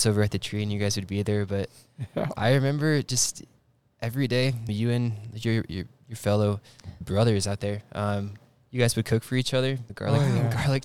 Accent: Omaha, Nebraska, United States; moved away as an adult; now in Denver, United States; I'm a second-year missionary from Omaha, Nebraska

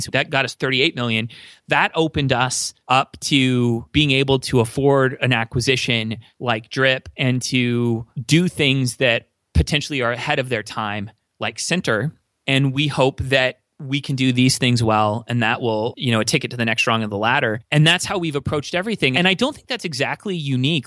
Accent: near LA, Southern California, United States; moved away as an adult; now in Minnesota, United States; I was born and raised in Southern California, near L

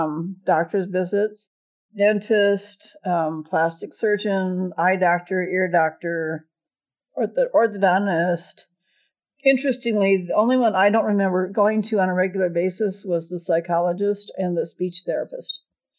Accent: Omaha, Nebraska, United States; From Omaha, from St. Albert's Parish in Omaha.

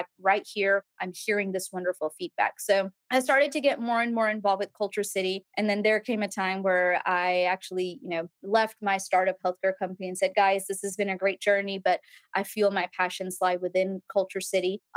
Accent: Mississippi, United States; also born or lived in Birmingham, Alabama; now in Nashville, United States; I'm a Southern gal through and through, born and raised in Mississippi

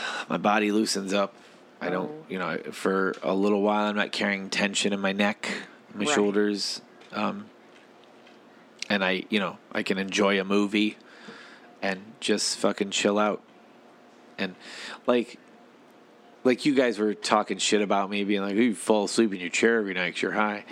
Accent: Ohio, United States; because we're Midwesterners, we are only leading with worst case scenario because we're from Ohio.

